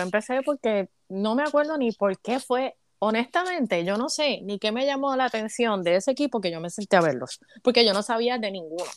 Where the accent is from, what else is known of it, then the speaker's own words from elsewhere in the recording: Caguas, Puerto Rico; moved away as an adult; now in United States; yo nací y me crié en Puerto Rico